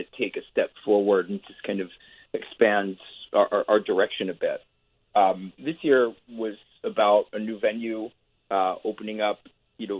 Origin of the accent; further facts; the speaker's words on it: Philadelphia, Pennsylvania, United States; where I grew up in Philadelphia, Pennsylvania